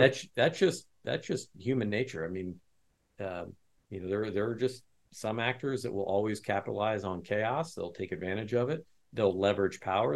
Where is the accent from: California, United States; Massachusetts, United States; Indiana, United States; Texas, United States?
Indiana, United States; West Lafayette; I grew up in West Lafayette, which is where Purdue University is